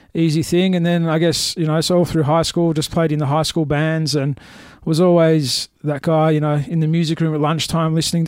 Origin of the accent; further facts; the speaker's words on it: Melbourne, Victoria, Australia; Melbourne, Melbourne boy, my entire life.